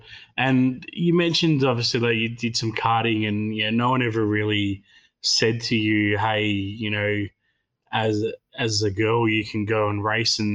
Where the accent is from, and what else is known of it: Western Australia, Australia